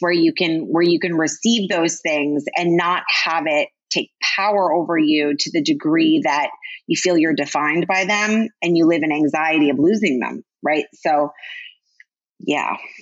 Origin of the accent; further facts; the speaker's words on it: Connecticut, United States; moved away as an adult; I grew up in Connecticut.